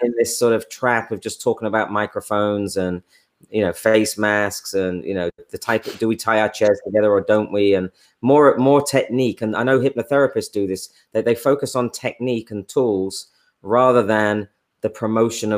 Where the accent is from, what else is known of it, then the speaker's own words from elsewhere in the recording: England, United Kingdom; now in United States; I'm English